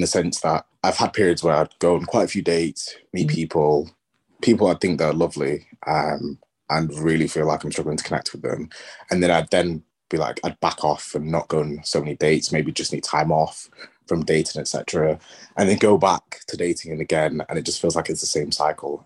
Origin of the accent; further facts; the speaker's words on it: England, United Kingdom; accent: English; I presume you can hear from my accent, I'm English.